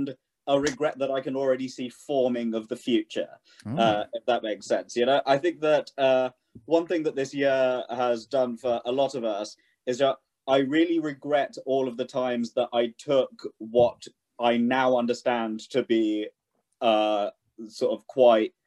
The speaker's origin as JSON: {"language": "English", "region": "London", "country": "United Kingdom", "tie": "born or raised there", "said": "I grew up in London"}